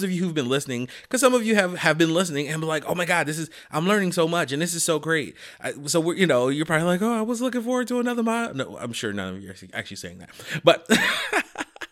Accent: Chicago, Illinois, United States; I am a Chicagoan

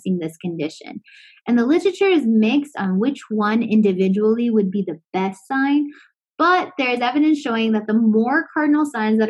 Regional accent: Florida, United States; I'm from Florida.

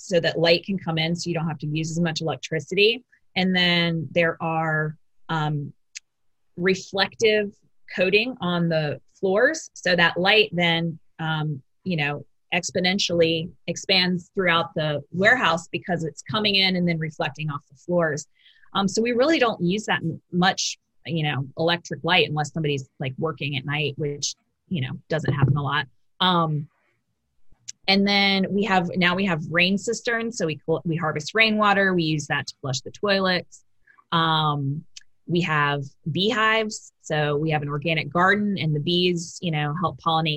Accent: Raleigh, North Carolina, United States; I grew up in Raleigh

